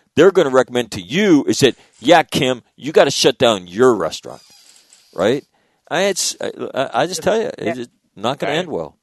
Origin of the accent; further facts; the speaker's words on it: Sacramento, California, United States; where I grew up in Sacramento